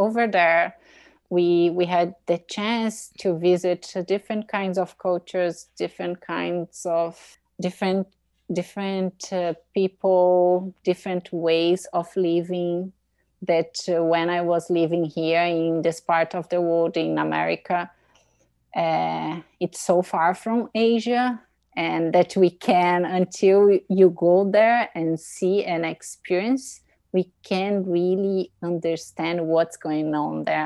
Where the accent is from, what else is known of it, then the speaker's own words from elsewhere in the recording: Brazil; English is a second language; moved away as an adult; now in Boston, United States; I'm from Brazil. I grew up in the countryside of Brazil